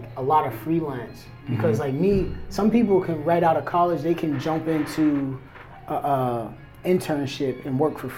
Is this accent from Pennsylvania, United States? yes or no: yes; Pittsburgh, Pennsylvania, United States; moved away as an adult; also born or lived in Florida; now in California, United States; I'm from Pittsburgh